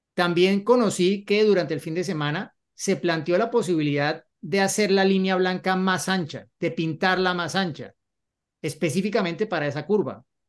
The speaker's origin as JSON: {"language": "Spanish", "country": "Colombia", "said": "cuando me volví para Colombia"}